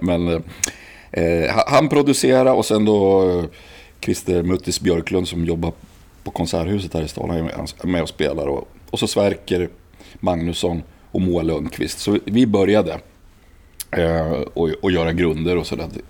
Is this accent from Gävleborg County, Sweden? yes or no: yes; Gävle, Gävleborg County, Sweden; also born or lived in Uppsala; Jag är född i Uppsala, sen bodde jag ja, bott lite här och där. Men växte upp i Sätra